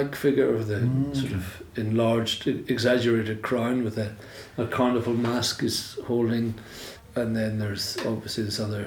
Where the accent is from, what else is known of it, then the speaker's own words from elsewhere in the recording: Northern Ireland, United Kingdom; Growing up in Northern Ireland